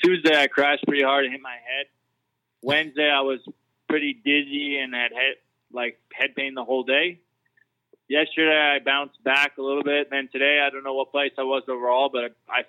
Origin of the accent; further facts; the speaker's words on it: Canada; Still at heart, I'm Canadian, so I would say that my accent's there.